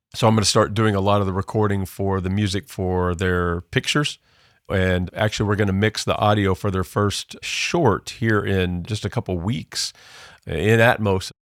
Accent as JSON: {"language": "English", "region": "Southern Illinois", "country": "United States", "tie": "born or raised there", "moved": "yes", "said": "I grew up in Southern Illinois. You could probably tell by my accent"}